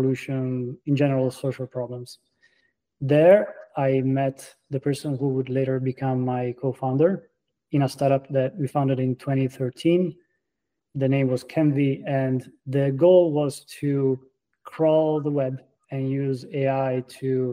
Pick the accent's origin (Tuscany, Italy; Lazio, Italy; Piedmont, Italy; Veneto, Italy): Tuscany, Italy; Florence; English is a second language; moved away as an adult; now in Boston, United States; as you can tell by my accent, I'm an immigrant. I was born and raised in Florence, Italy